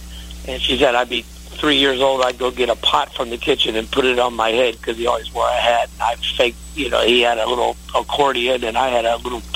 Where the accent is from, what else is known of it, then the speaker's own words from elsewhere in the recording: Cincinnati, Ohio, United States; I grew up in Cincinnati, Ohio.